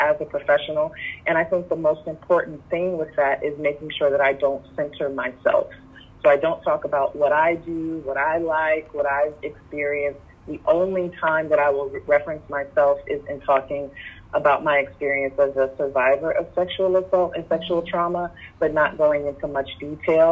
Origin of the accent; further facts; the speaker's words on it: Detroit, Michigan, United States; moved away as an adult; also born or lived in Phoenix, Arizona; Detroit. That's my hometown.